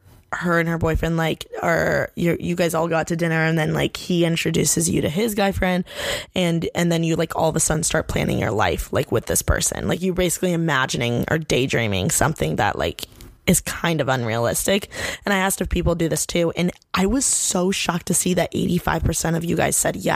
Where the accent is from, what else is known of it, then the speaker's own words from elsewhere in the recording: Bloomington, Indiana, United States; moved away as an adult; now in Los Angeles, United States; I grew up born and raised in Bloomington, Indiana.